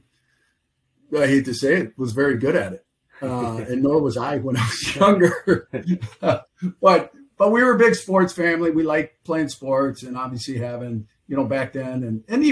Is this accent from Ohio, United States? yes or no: no; Roseville, Minnesota, United States; I grew up in Roseville, Minnesota